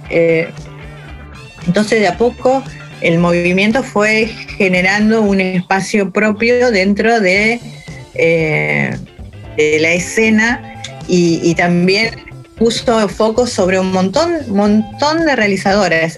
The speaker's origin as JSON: {"language": "Spanish", "country": "Argentina"}